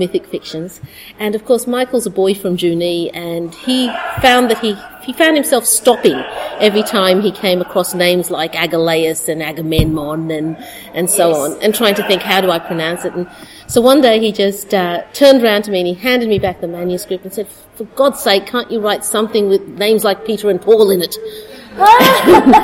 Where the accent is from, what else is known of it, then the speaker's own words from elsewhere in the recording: Sri Lanka; moved away; I was born in Sri Lanka